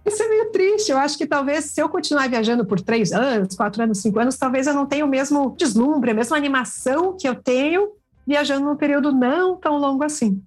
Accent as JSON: {"language": "Portuguese", "town": "Curitiba", "region": "Paraná", "country": "Brazil", "said": "sou aqui de Curitiba"}